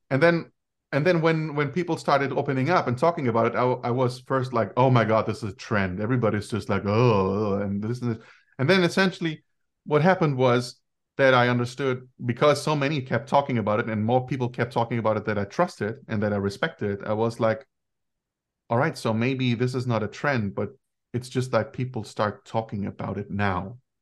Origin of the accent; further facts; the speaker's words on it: Germany; I grew up in Germany and I'm, uh, a son of Greek immigrants.